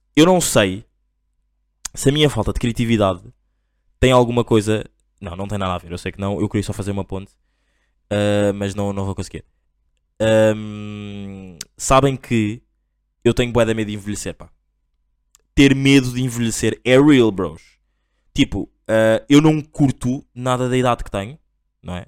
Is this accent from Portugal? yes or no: no; Angola; eu sou angolano